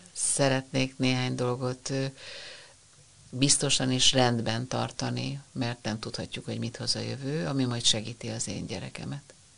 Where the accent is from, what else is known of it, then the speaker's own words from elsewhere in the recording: Budapest, Hungary; gyönyörű hatalmas téglás tűzfalak a Ferenc térnél, és hát mi ott nőttünk fel